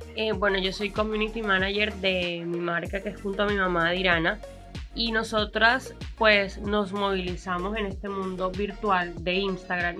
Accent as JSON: {"language": "Spanish", "country": "Colombia", "said": "Somos colombianos, somos un montón de gente mestiza"}